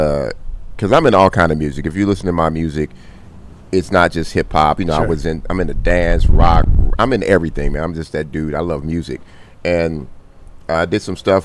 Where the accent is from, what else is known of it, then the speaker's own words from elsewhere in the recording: Compton, California, United States; I grew up in Compton